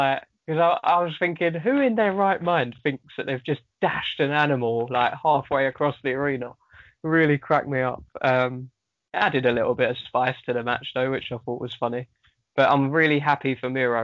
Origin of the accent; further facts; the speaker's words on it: United Kingdom; I'm British.